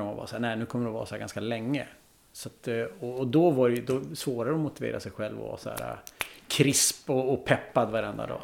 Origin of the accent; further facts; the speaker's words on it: Vännäs, Västerbotten County, Sweden; also born or lived in Umeå; jag är från Vännäs